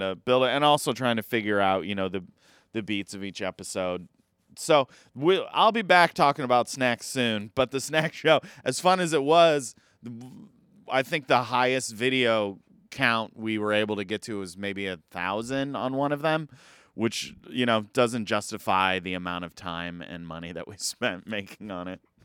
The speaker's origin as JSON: {"language": "English", "town": "Elkhart", "region": "Indiana", "country": "United States", "tie": "born or raised there", "moved": "yes", "said": "my hometown, Elkhart, Indiana"}